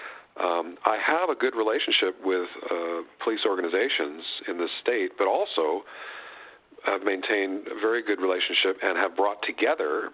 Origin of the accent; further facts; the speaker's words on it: New England, United States; moved away; I grew up in New England